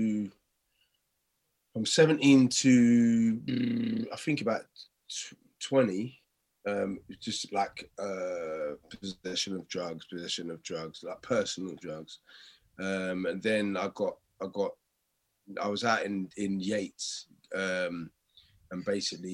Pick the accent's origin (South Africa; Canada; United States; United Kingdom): United Kingdom; London; also born or lived in Stratford / Custom House; Canning Town